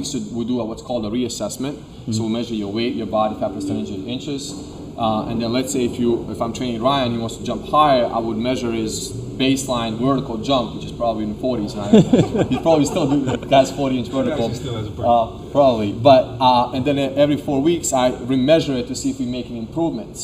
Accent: Serbia; now in United States; I'm from Serbia, so you know, when I came here, we came 2001 September 10th

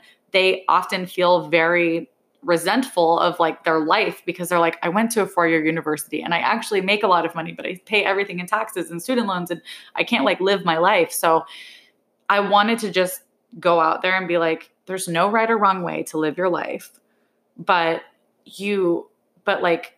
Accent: New York, United States; as a New Yorker, I think it's not weird when you ask somebody how much they pay for rent because everybody knows.

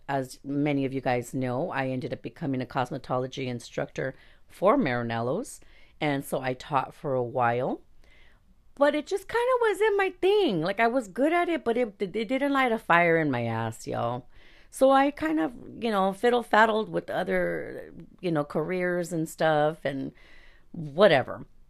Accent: Los Angeles, California, United States; I was born in East Los Angeles

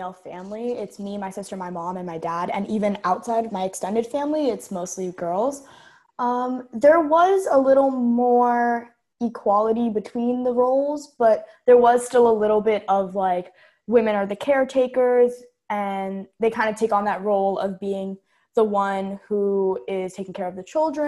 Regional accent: New York, United States; moved away; I was from New York

